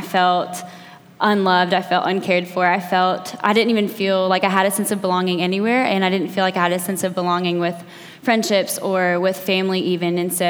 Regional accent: Athens, Georgia, United States; I just graduated college 2 years ago, and I'm from Athens originally, so I went away for college, moved back home 2 years ago

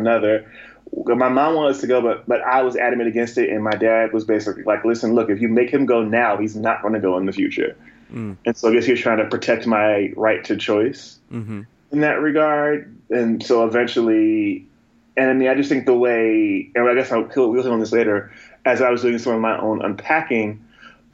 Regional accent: Asbury Park, New Jersey, United States; also born or lived in North Carolina / Montana; where I grew up. In Asbury Park, New Jersey, central, Jersey around there

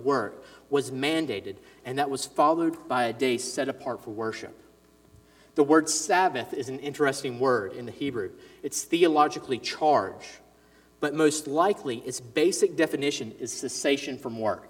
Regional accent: Ridgeland, Mississippi, United States; also born or lived in Jackson, Mississippi; We lived in the suburbs of Ridgeland, actually, here in Mississippi, but the church I grew up in was in Fondren, the Jackson area

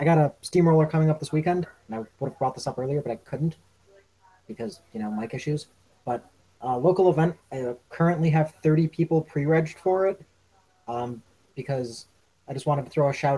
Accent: Buffalo, New York, United States; Buffalo, my hometown

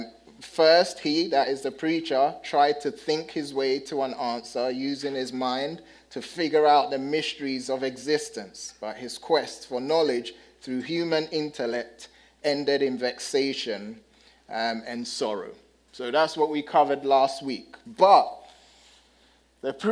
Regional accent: United Kingdom; moved away; I'm the British guy

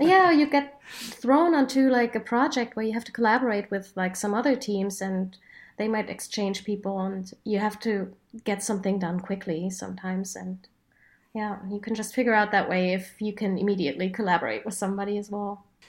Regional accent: Berlin, Germany; my hometown

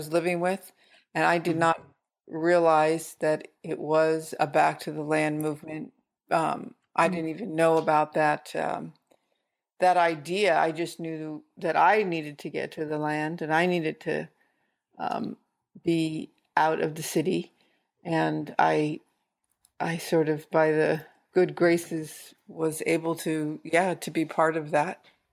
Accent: San Francisco, California, United States; moved away as an adult; now in Humboldt County, United States; I grew up in San Francisco and I moved up here. In the late 70s

